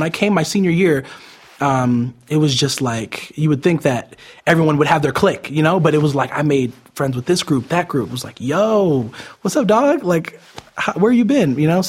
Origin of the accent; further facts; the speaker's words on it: Las Vegas, Nevada, United States; born there; also born or lived in Utah / Arizona / New York / California; I've moved around a lot my whole entire life. I was born in Las Vegas, moved to Utah, then Arizona, New York